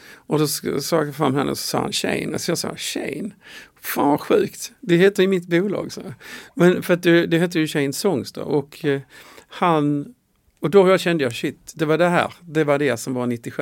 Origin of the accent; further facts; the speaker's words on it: Skåne, Sweden; Jag är ju från Skåne